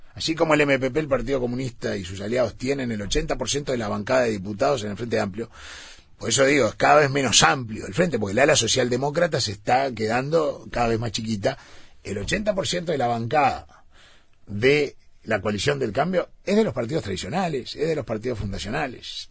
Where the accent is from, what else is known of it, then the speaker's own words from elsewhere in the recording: Uruguay; somos uruguayos